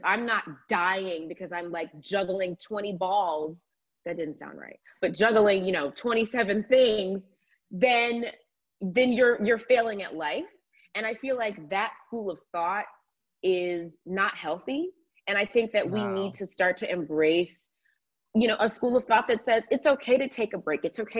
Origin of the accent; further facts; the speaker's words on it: Georgia, United States; in the state of, I'm from Georgia, in the state of Georgia.